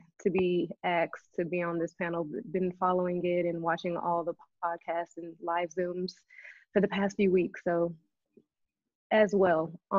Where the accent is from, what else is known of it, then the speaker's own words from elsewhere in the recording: Houston, Texas, United States; I'm born and raised in Houston, Texas.